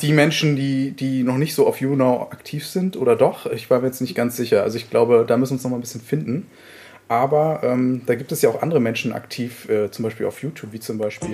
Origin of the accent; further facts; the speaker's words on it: Mecklenburg-Vorpommern, Germany; Das kann ich als Mecklenburger natürlich sehr, sehr gut heißen